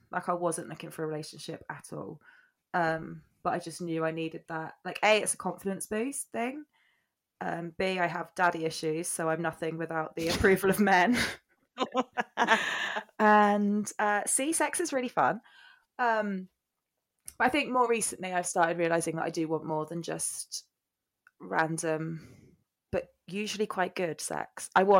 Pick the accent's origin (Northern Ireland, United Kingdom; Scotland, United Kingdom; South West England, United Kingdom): South West England, United Kingdom; Cornwall; moved away; I'm 32. Had to think about that then. Yeah, I live in Cornwall. Moved back to my hometown a couple of years ago